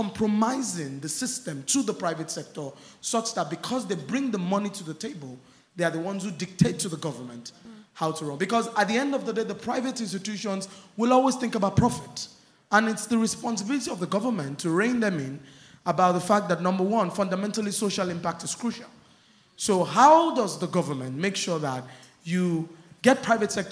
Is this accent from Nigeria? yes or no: yes; Nigeria; I come from Nigeria.